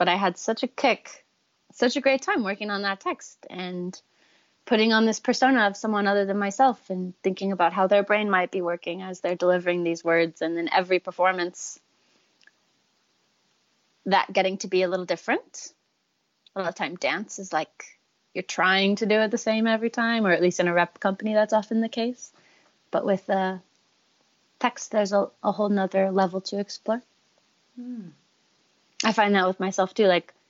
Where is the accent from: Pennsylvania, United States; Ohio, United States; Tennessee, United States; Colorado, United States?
Tennessee, United States; I'll speak, and then someone who doesn't know me will be like, wait, where are you from? And I'll be like, Tennessee.